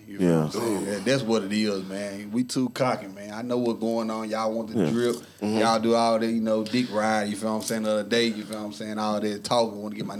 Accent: Memphis, Tennessee, United States; moved away as an adult; now in Nashville, United States; I'm from Memphis, North Memphis to be exact.

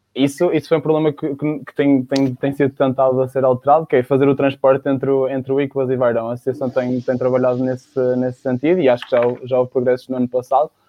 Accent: Baião, North, Portugal; now in Porto, Portugal; sou de Baião, estudei numa secundária em Baião

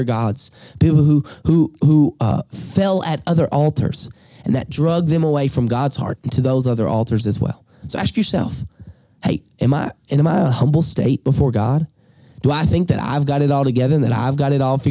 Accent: Alabama, United States; accent: drawl; moved away; I'm from Alabama

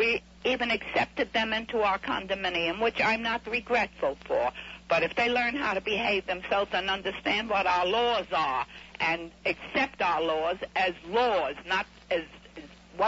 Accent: United States; born there; You know, I'm an American-born citizen, and we've just about taken enough nonsense from our higher-ups

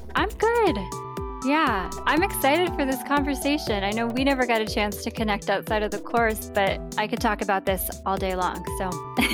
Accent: Vermont, United States; growing up in Vermont and having a really strong sense of place

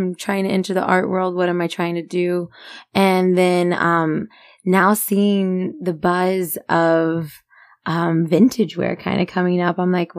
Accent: Magnolia Park, Texas, United States; I'm a girl from the barrio. I'm from Magnolia Park.

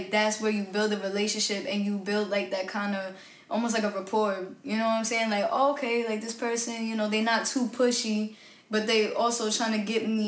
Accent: New York City, New York, United States; I'm from Park Slope, Brooklyn. So it's like, you know, that Brooklyn sound, you know, it stuck

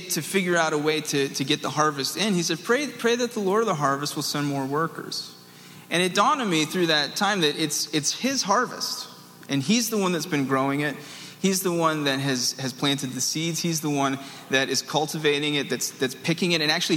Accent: the South, United States; I'm from the South

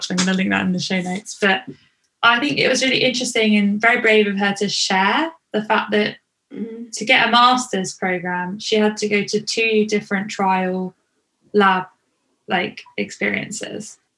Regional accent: Canada; Even though this 10 week internship meant relocating to another province in my home country of Canada, I decided to pursue it as an opportunity to develop my skills and learn new techniques.

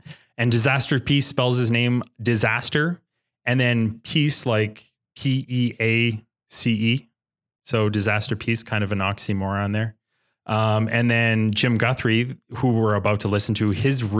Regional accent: Canada; We're Canadian

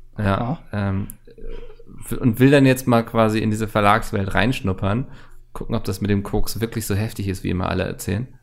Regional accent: Northern Germany, Germany

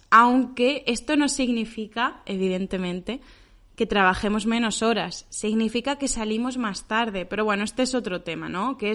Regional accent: Region of Murcia, Spain; vamos a hablar de nosotros, de cuáles son nuestras experiencias como españoles y además como murcianos.

